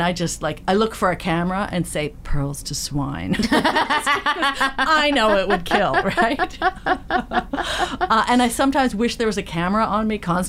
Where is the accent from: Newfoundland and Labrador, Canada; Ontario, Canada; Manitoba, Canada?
Ontario, Canada; Belleville; I grew up in Belleville, Ontario. I was my youngest kid in an Air Force family.